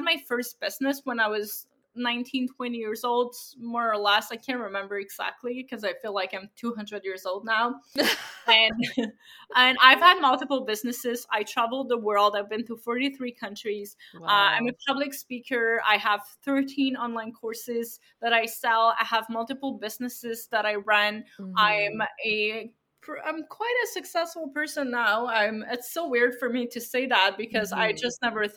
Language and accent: English; Abitibi-Témiscamingue, Quebec, Canada; I come from a little village in Abitibi-Témiscamingue.